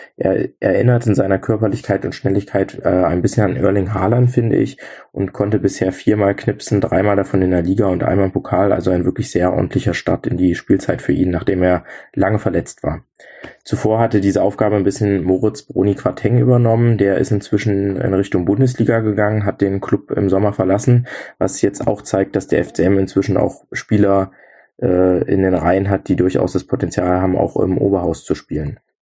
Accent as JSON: {"language": "German", "area": "near Magdeburg", "region": "Saxony-Anhalt", "country": "Germany", "tie": "born or raised there", "said": "Ich komme gebürtig aus der Nähe von Magdeburg"}